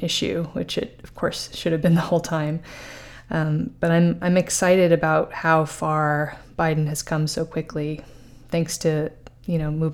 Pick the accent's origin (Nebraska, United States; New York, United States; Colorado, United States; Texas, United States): New York, United States; New York City; I was raised in Manhattan